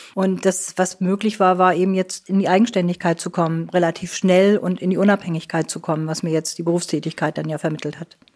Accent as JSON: {"language": "German", "town": "Neumünster", "region": "Schleswig-Holstein", "country": "Germany", "tie": "born or raised there", "said": "Ich bin in Neumünster in Schleswig-Holstein geboren"}